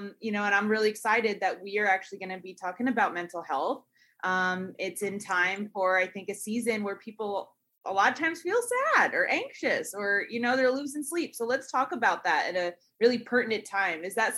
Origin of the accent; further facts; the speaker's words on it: Northeast, United States; I grew up in Northeast.